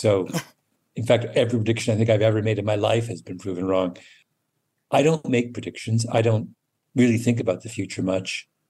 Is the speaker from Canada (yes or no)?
yes; Canada; also born or lived in England; My memories of growing up in England are, I have them, but they're not central to my recollections of my childhood the way my Canada memories are.